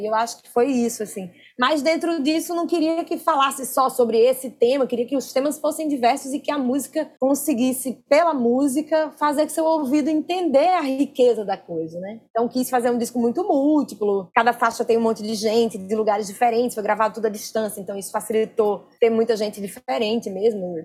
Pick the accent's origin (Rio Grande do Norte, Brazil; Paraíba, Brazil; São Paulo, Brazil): Rio Grande do Norte, Brazil; Natal; now in Rio de Janeiro, Brazil; Eu me sinto nordestina de um jeito diferente depois que eu saí de Natal